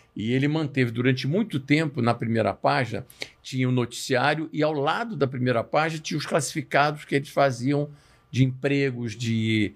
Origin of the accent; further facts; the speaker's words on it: Rio de Janeiro, Brazil; eu sou nascido e criado no Rio de Janeiro da vida inteira